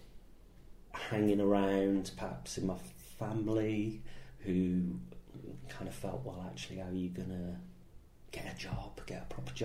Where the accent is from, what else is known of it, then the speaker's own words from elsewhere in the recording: Birmingham, West Midlands, United Kingdom; moved away; I grew up in Great Bar in Birmingham, and that is somewhere that I still go back and I visit people I know, and I kind of like being from there.